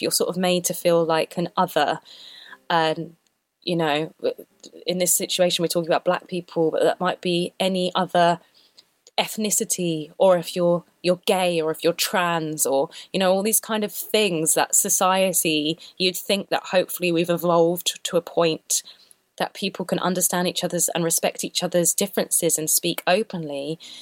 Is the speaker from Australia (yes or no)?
no; London, United Kingdom; I grew up in London, which is pretty multicultural